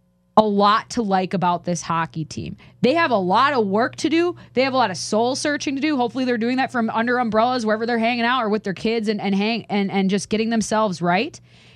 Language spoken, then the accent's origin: English; Minnesota, United States; I'm from Minnesota.